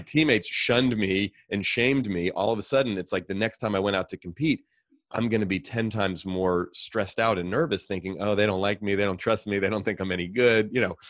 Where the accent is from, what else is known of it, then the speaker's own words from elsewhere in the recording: Oakland, California, United States; I grew up here in the Bay Area. I grew up in Oakland.